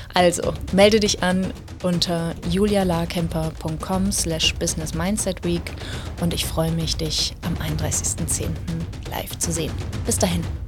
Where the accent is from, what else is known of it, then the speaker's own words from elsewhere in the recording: Germany; bei uns in Deutschland